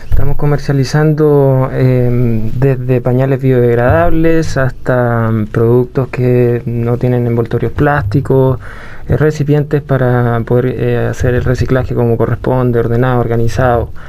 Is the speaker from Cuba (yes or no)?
no; Puerto Varas, Los Lagos, Chile; Y junto con, en general mi vida, que, se, que me crié en Puerto Vara, en el campo, súper natural